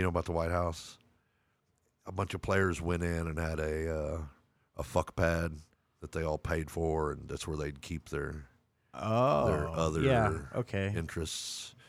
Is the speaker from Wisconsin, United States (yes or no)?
no; Lubbock, Texas, United States; I grew up in Lubbock, Texas, man.